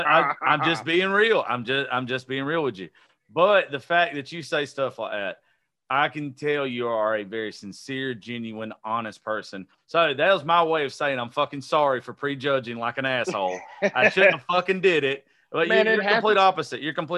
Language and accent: English; Georgia, United States; I'm from Georgia, bro.